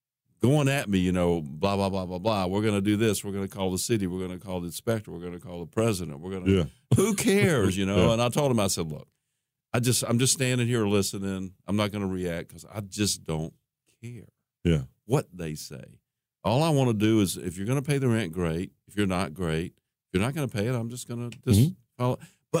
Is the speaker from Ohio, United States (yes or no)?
yes; Columbus, Ohio, United States; moved away; And I grew up in Columbus